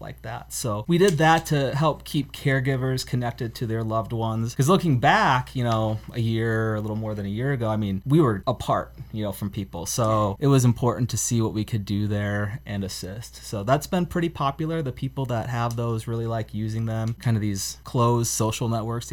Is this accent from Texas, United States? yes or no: no; Denver, Iowa, United States; I'm from Denver, Iowa